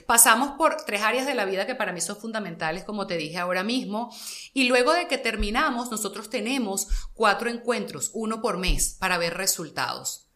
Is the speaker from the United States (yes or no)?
no; Caracas, Capital District, Venezuela; yo soy muy caraqueña